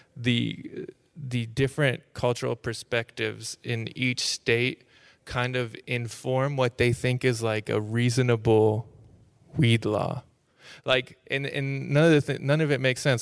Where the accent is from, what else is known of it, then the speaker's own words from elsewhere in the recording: Tulsa, Oklahoma, United States; moved away; also born or lived in Austin, Texas; I, I grew up in Tulsa, Oklahoma